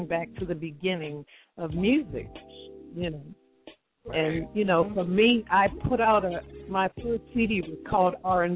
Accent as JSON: {"language": "English", "town": "Boston", "region": "Massachusetts", "country": "United States", "said": "I'm from the East Coast. I'm from Boston"}